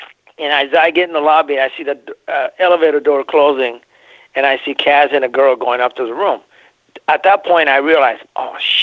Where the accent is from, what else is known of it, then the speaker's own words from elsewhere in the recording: Japan; moved away; I was born in Japan